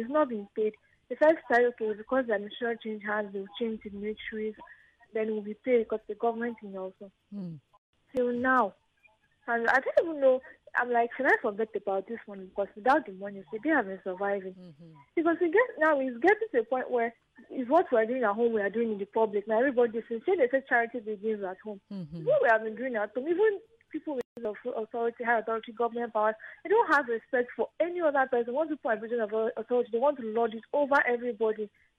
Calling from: Milan, Lombardy, Italy; I'm calling you from Milan.

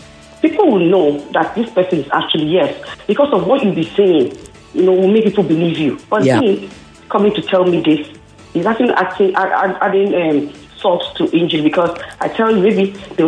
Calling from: Abule Egba, Lagos, Nigeria; I'm calling from Abulegba.

